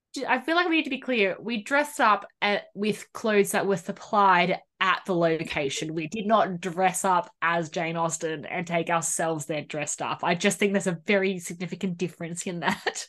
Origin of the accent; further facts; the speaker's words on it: Sydney, New South Wales, Australia; you and I grew up in the Bible Belt of Sydney